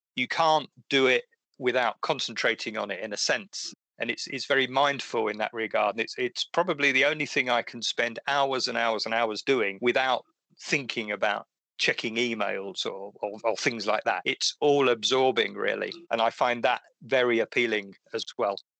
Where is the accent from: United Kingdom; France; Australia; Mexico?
United Kingdom; Essex, East of England; I used to fish in the sea as well near where I grew up in Essex